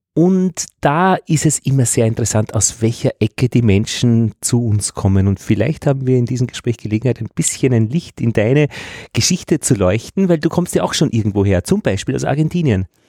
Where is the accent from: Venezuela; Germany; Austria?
Austria; Braunau am Inn, Upper Austria; moved away; also born or lived in Altheim, Upper Austria; ich komme aus Braunau